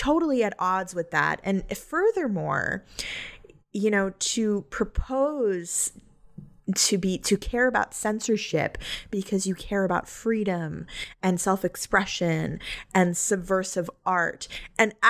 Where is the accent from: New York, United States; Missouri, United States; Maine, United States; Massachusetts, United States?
New York, United States; I grew up in New York